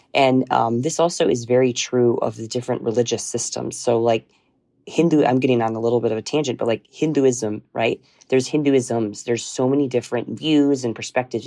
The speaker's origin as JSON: {"language": "English", "country": "United States", "moved": "as an adult", "lives_now": "Bihar, India", "said": "I live there as an American"}